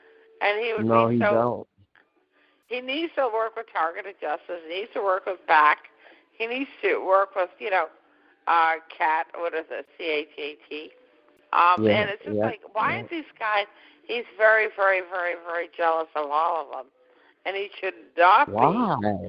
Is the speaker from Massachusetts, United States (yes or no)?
yes; Massachusetts, United States; you know, we're all from Massachusetts, all right?